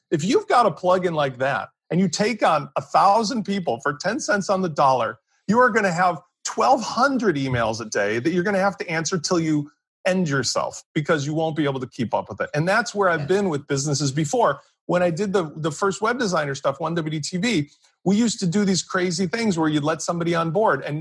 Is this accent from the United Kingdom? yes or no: yes; England, United Kingdom; I'm English.